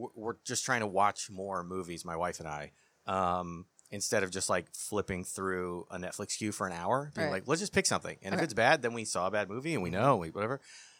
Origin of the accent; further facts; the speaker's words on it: Phoenix, Arizona, United States; moved away; also born or lived in Kansas City; and then I grew up in Phoenix, Arizona.